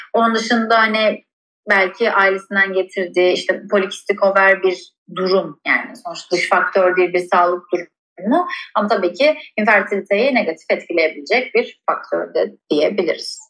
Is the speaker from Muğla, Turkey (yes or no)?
yes; Bodrum, Muğla, Turkey; ben Ege'de büyüdüm. Özellikle de Bodrum'da büyüdüm.